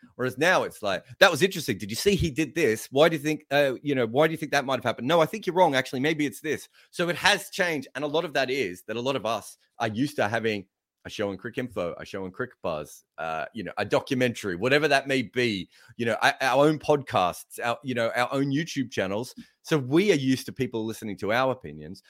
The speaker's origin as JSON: {"language": "English", "country": "Australia", "said": "I'm Australian"}